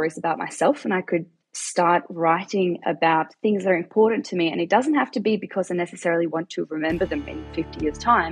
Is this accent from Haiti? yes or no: no; Perth, Western Australia, Australia; also born or lived in South Africa; I am from Perth in Australia